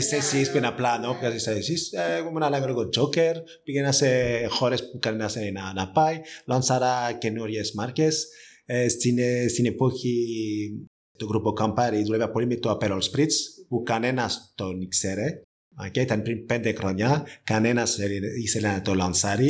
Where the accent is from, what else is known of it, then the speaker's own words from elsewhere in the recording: France; Greek is a second language; moved away as an adult; also born or lived in Spain; now in Greece; είμαι Γάλλος και έχω σπουδάσει στη Γαλλία